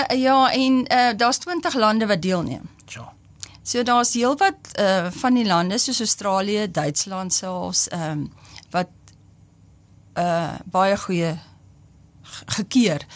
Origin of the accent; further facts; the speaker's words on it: Upington, Northern Cape, South Africa; now in Bloemfontein, South Africa; ek kom van Appington